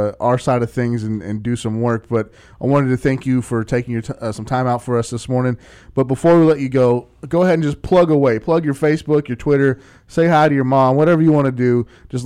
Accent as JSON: {"language": "English", "region": "the South", "country": "United States", "said": "I'm from the South"}